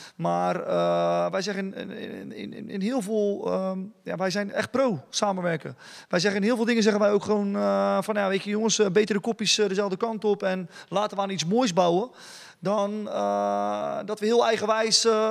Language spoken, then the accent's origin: Dutch; Dordrecht, South Holland, Netherlands; als Dordtenaar zijn, de, eh, zijn we allemaal trotse ambassadeurs van onze stad